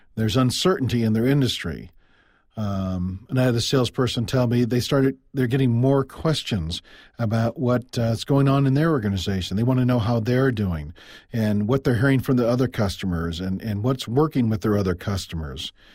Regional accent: Midwest, United States; also born or lived in Iowa; I'm from the Midwest. I live in Iowa

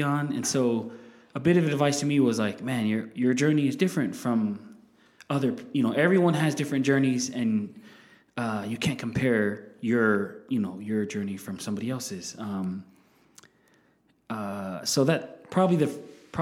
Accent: Salt Lake City, Utah, United States; we grew up here in Glendale. My parents still live in the same house

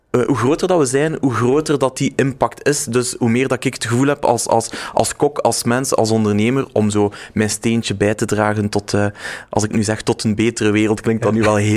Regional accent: West Flanders, Belgium; also born or lived in Ghent, Belgium; Ik ben West-Vlamingen, dus ik sta wel met mijn voeten eh, in, in, in, de, in de modder, denk ik.

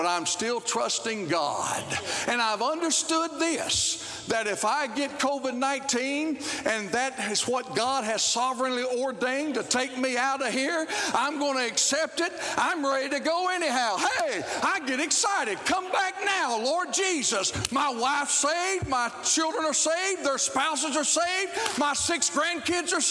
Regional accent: Arkansas, United States; moved away; also born or lived in Texas; I'm originally from Arkansas

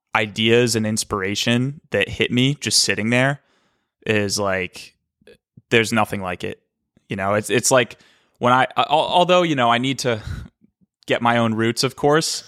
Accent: Cape Cod, Massachusetts, United States; also born or lived in Boston; I was born in Boston. And when I was five, my dad moved us to Cape Cod

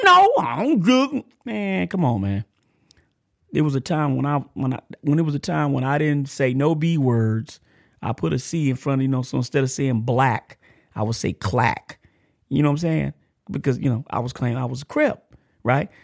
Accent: Texas, United States; accent: country; I'm country. I'm from Texas and I'm from, I'm country

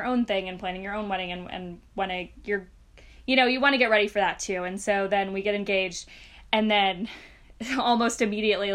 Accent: the South, United States; now in Bay Area, United States; We're both from the South, but from different states. All of our families are down there

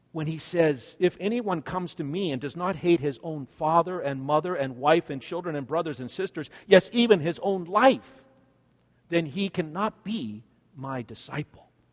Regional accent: Canada; I'm a Canadian. for I was born in Canada

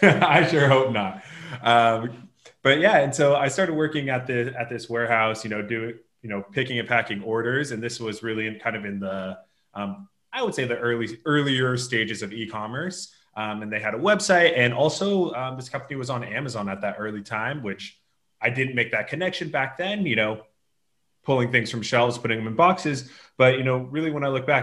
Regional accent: Los Angeles, California, United States; now in Tel Aviv, Israel; I'm originally from Los Angeles, California, but living in Tel Aviv now

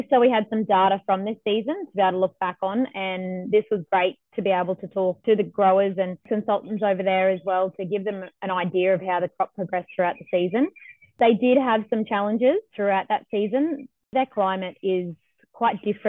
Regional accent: Biloela, Queensland, Australia; I grew up in Billawilla on our family farm, which is a mixed grain and cotton farm.

